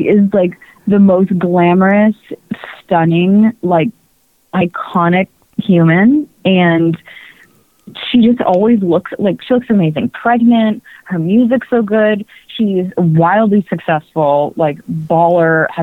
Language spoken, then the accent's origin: English; New Jersey, United States; I'm from Jersey